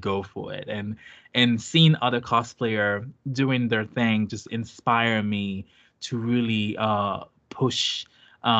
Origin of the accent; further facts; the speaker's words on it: Haiti; English is a second language; now in United States; I'm from Haiti